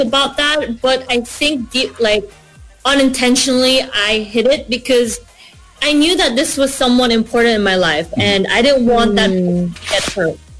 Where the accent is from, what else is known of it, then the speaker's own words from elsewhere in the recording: Philippines; moved away as an adult; now in Australia; I'm from the Philippines